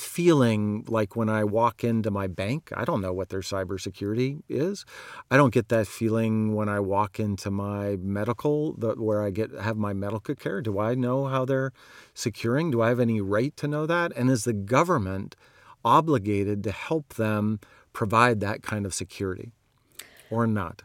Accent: Montana, United States; I grew up in Montana

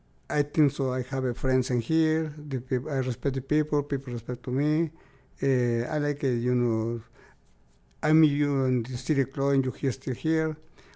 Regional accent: near Puebla, Mexico; now in Houston, United States; I come from Mexico, very close to Puebla. And I moved to United States, Houston, in 1970.

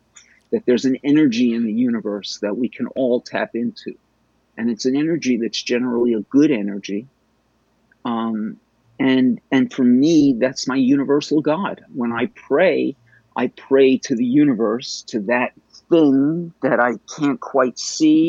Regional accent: New York City, New York, United States; I was raised Jewish in Bayside, Queens

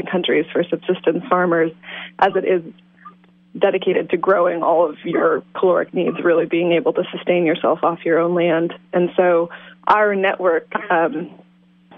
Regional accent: Iowa, United States; also born or lived in Washington State; now in Willits, United States; I grew up in Iowa and then farmed in Washington State

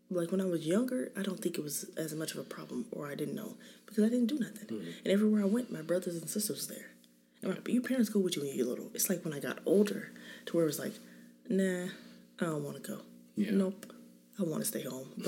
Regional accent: California, United States; I'm married. I have seven kids. Um, I'm from California. My parents still live there.

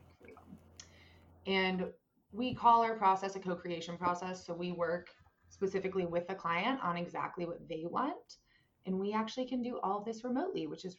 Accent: Indiana, Pennsylvania, United States; moved away as an adult; now in Philadelphia, United States; Western PA, like IUP, if you've heard of it, that is my hometown

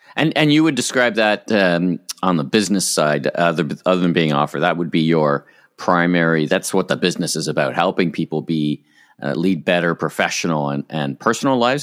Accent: Ottawa, Ontario, Canada; now in Toronto, Canada; I'm from Ottawa originally, which is of mm. course an even colder place

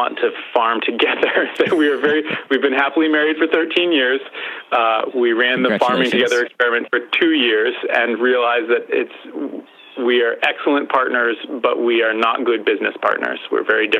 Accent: Western Massachusetts, United States; I grew up in Western Massachusetts. I still live in Western Massachusetts

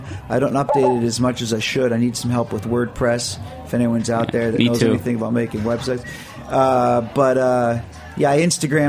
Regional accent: Providence, Rhode Island, United States; born there; also born or lived in Brooklyn / Baltimore; I was born in Providence, Rhode Island.

